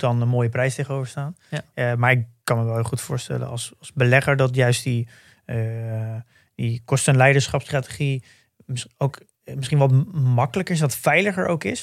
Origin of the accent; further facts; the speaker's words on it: Netherlands; wij natuurlijk als Nederlanders